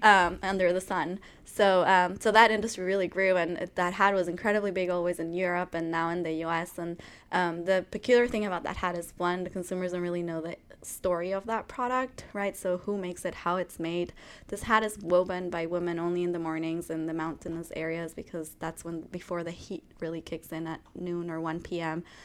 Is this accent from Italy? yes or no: no; Ecuador; moved away as an adult; now in United States; I grew up in Ecuador. My family's Ecuadorian. I'm Ecuadorian